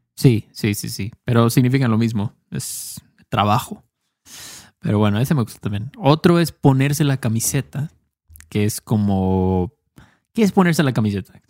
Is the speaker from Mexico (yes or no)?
yes; Mexico; Héctor y yo no somos los únicos mexicanos del mundo, obviamente, pero somos mexicanos